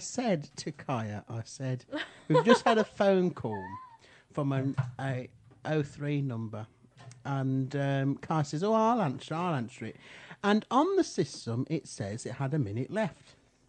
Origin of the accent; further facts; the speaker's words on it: Kenilworth, West Midlands, United Kingdom; I grew up in Kenilworth. Oaks Road in Kenilworth.